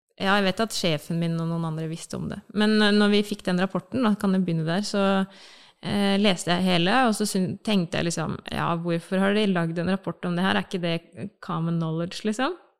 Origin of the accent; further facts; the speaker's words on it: Bamble, Telemark, Norway; now in Oslo, Norway; jeg kommer fra Telemark, fra Bamble i Telemark. Eh, har eh, vokst opp